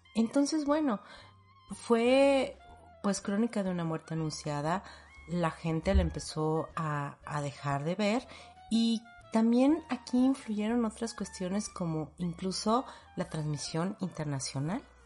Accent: Mexico; nosotros como mexicanos

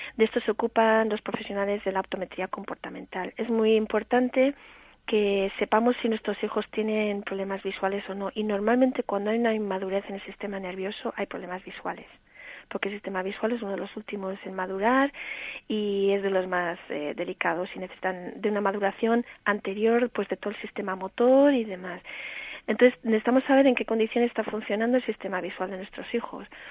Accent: Australia; also born or lived in Cantabria; now in Spain; nací en Australia y por eso me dedico a enseñar inglés

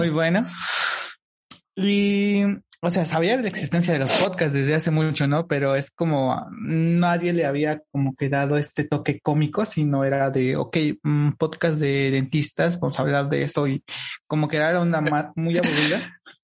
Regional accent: Oaxaca, Mexico; yo soy de México, pero de, una parte, eh, pues, del sur, digamos, que viene siendo el, el hermosísimo estado de Oaxaca

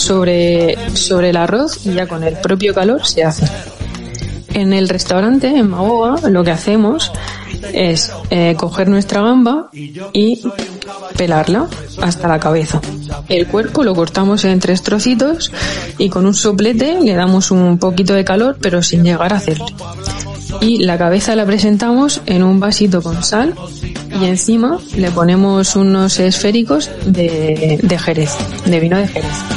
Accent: Fuente Álamo, Region of Murcia, Spain; also born or lived in Madrid; Yo soy de Fuente Álamo, un pueblecito de aquí del campo de Cartagena que está a una media hora de la ciudad

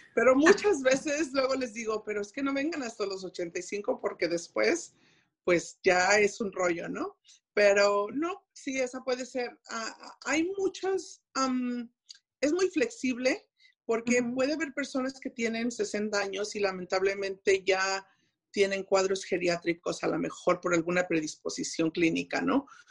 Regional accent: Mexico; moved away as an adult; siendo mexicana y haber, habiendo estado en México y aprendiendo el inglés, el hablarlo ya pues de grande, tengo mi acento

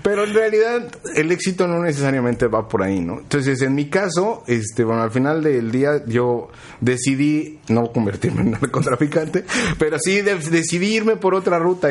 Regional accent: Mexico City, Mexico; yo soy del DF, entonces en el DF yo estudié

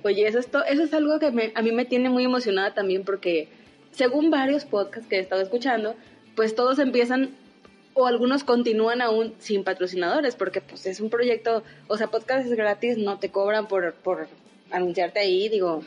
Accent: Saltillo, Coahuila, Mexico; yo nací en la ciudad de Saltillo me gusta ser saltillense

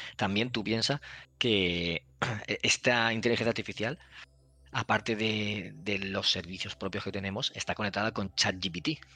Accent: Valencian Community, Spain; soy valenciano y lo entiendo todo perfectamente

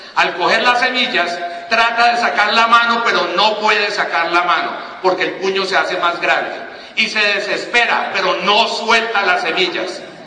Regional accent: Cali, Valle del Cauca, Colombia; Yo soy de Cali

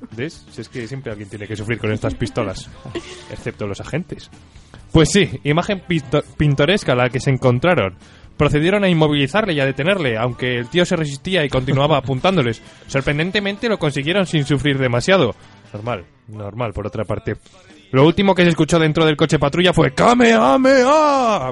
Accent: Valladolid, Castile and León, Spain; me he pasado la infancia ahí y jugando alrededor

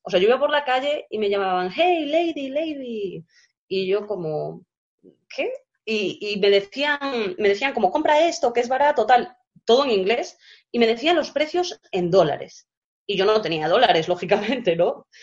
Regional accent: Galicia, Spain; accent: Spanish; moved away as an adult; also born or lived in Mexico; now in South Korea; soy de Galicia

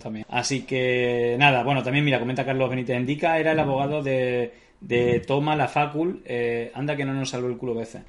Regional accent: Extremadura, Spain; en Extremadura somos un poco burros.

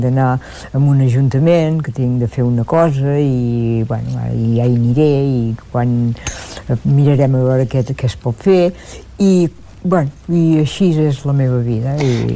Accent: Olot, Catalonia, Spain; jo soc d'Olot

